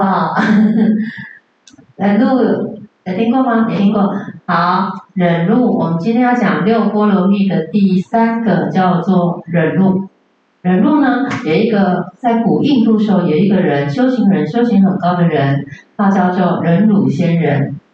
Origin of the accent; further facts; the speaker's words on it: Taiwan; 我们台湾人